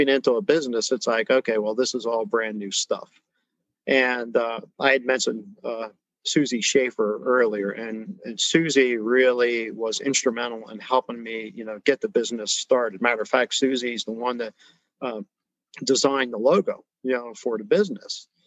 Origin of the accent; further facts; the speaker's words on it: New Jersey, United States; moved away; growing up in Jersey and then going around, you know, the different areas in the country